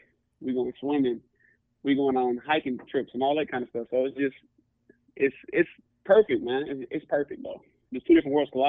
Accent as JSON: {"language": "English", "town": "Inkster", "region": "Michigan", "country": "United States", "moved": "yes", "said": "I'm from Inkster. And if you know, you know, it's the hood."}